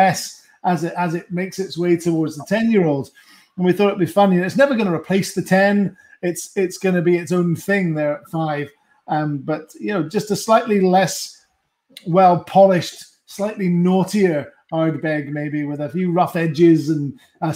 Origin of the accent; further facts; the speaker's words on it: Scotland, United Kingdom; I'm Scottish